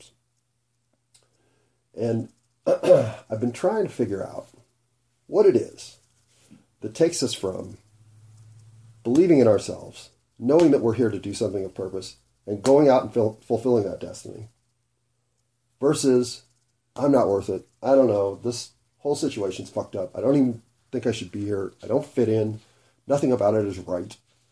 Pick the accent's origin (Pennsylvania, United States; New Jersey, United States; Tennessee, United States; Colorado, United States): Colorado, United States; Denver; I grew up in Denver